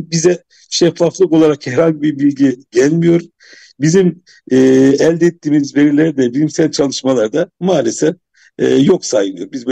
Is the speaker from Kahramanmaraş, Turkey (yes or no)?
yes; Kahramanmaraş, Turkey; ben Maraşlı olarak böyle bir çalışmadan haber değilim. Yani Kahramanmaraşlı olarak hangi kullanma suyu kullanacağını ben şu, şu an bilmiyorum.